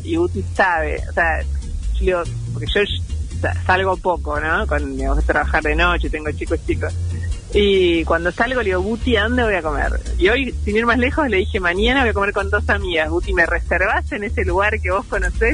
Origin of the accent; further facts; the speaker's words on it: Rosario, Santa Fe, Argentina; moved away as an adult; now in Buenos Aires, Argentina; llegué a Buenos Aires, yo soy de Rosario